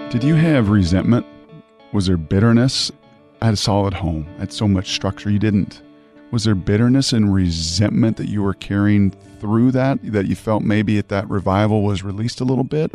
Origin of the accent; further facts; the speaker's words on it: Pacific Northwest, United States; Growing up in the Pacific Northwest